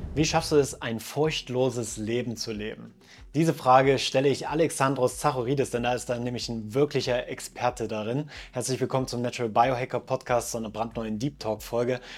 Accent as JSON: {"language": "German", "region": "eastern Germany", "country": "Germany", "tie": "born or raised there", "also_born_or_lived": "Switzerland", "moved": "yes", "said": "Meine Heimat ist der tiefste Osten von Deutschland tatsächlich."}